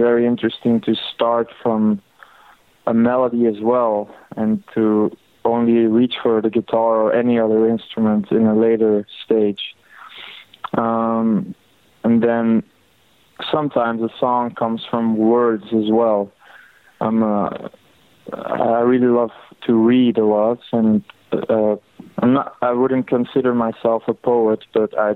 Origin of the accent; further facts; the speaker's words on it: Belgium; I grew up in Belgium.